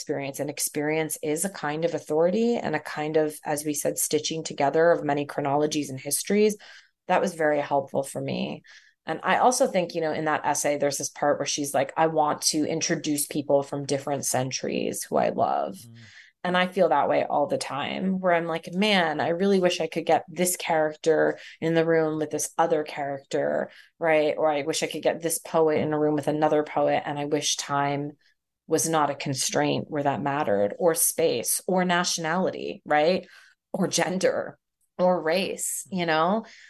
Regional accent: Canada; also born or lived in Philadelphia, United States; I grew up in Canada and from Philly, you know, like, what do I actually really know about Mumbai?

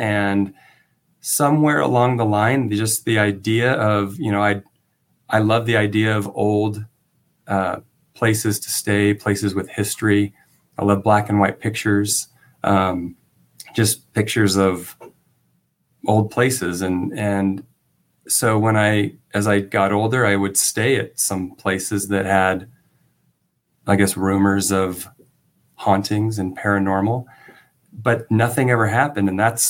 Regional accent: California, United States; And I'm from Southern California, but I had never really heard of this hotel.

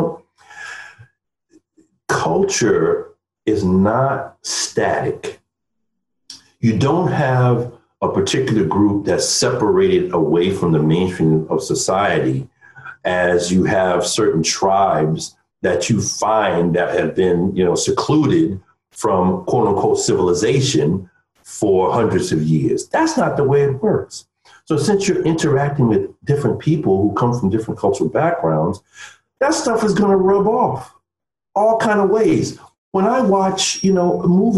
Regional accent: New York City, New York, United States; as a New Yorker. That's another aspect of my identity. I grew up around Polish, Irish, Italians, Jews.

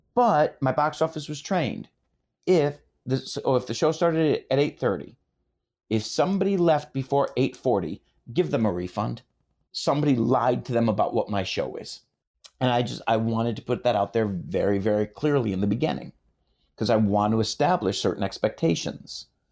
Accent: Detroit, Michigan, United States; When I was growing up in Detroit

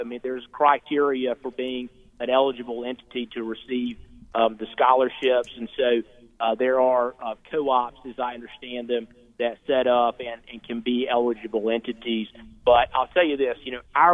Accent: Caldwell County, North Carolina, United States; my hometown. I'm from here in Caldwell County

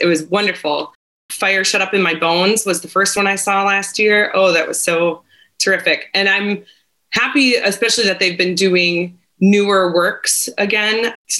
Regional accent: Minnesota, United States; moved away as an adult; also born or lived in Wisconsin / Houston; I'm from the Midwest. I'm from Minnesota originally, and I went to my undergrad. I did at the University of Wisconsin, Eau Claire

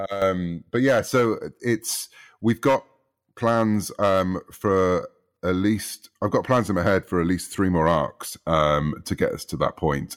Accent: United Kingdom; growing up in the U K, as people might gather from my accent

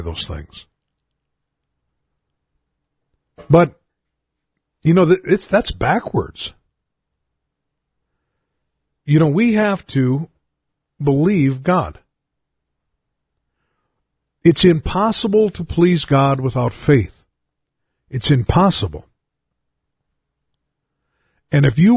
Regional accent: United States; being an American

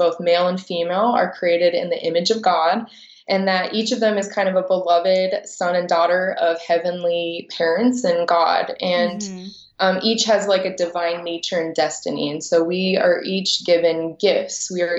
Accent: Washington, District of Columbia, United States; And so growing up in Washington, D.C., it was a little difficult for me to find someone within my own faith.

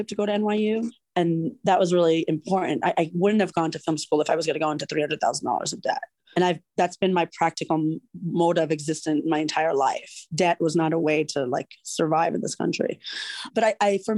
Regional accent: New York, United States; moved away as an adult; also born or lived in California; I grew up in New York. It was an opportunity for me to come home to New York

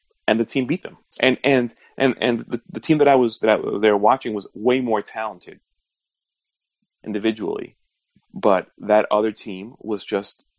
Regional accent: New York, United States; moved away; also born or lived in Florida; growing up in New York

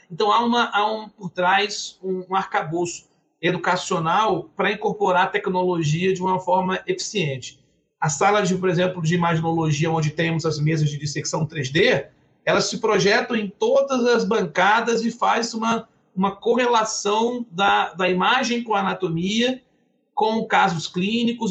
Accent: Campos dos Goytacazes, Rio de Janeiro, Brazil; eu sou natural de Campos, Goitacazes, uma cidade interior aqui do Rio

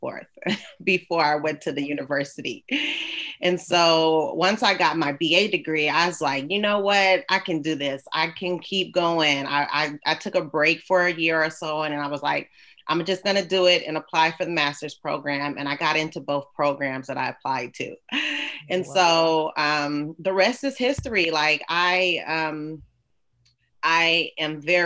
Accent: San Francisco, California, United States; I grew up in the Bay Area, San Francisco. So I'm a California girl, born and raised

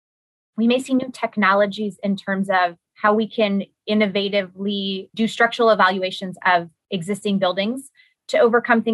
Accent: California, United States; I am from California

